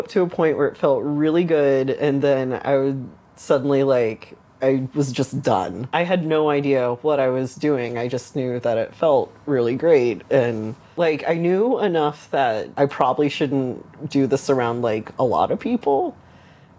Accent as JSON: {"language": "English", "town": "Dallas", "region": "Texas", "country": "United States", "tie": "born or raised there", "said": "I grew up in a neighborhood that's kind of surrounded by Dallas, Texas, and it was very conservative"}